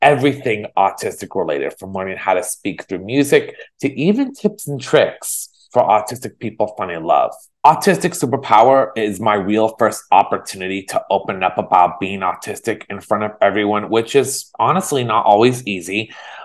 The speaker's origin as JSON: {"language": "English", "town": "Danville", "region": "California", "country": "United States", "tie": "born or raised there", "lives_now": "Los Angeles, United States", "said": "I was born and raised in Danville, California."}